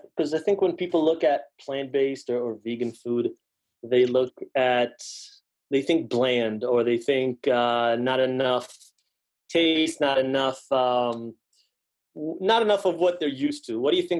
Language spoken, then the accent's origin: English; Israel; also born or lived in New York City; now in West Hartford, United States; I'm originally from Israel.